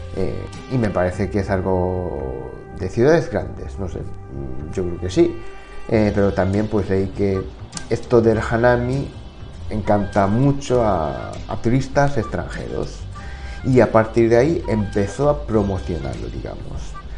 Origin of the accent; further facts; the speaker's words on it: Japan; Spanish is a second language; moved away; soy de, de pueblo, campo, así que la imagen que, todos tienen de Japón, pues que me imagino que es de Tokio, Osaka, ciudades grandes, pero bueno, yo no soy de, esas ciudades